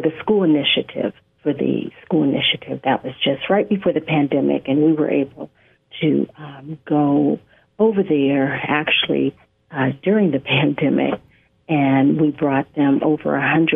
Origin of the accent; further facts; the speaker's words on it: West Coast, United States; I hail from the West Coast